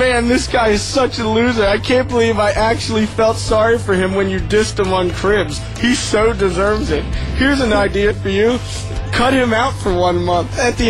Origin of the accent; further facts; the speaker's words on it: New Zealand; I'm from New Zealand.